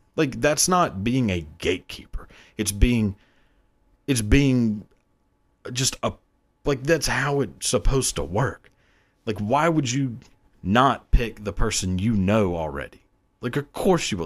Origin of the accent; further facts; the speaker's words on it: the South, United States; growing up in the South, you know, like all blue collar